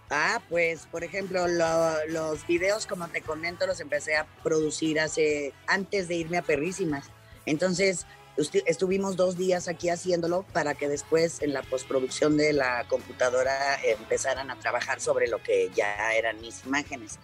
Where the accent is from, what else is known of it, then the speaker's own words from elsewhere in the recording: Mexico City, Mexico; empezar en México y más en donde yo nací. no hay nada como tu, como tu casa, como tu hogar, como tu, tu, ciudad